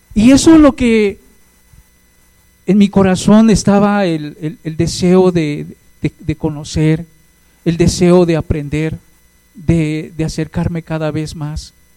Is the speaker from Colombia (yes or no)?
no; Hidalgo, Mexico; now in Mexico City, Mexico; soy de Hidalgo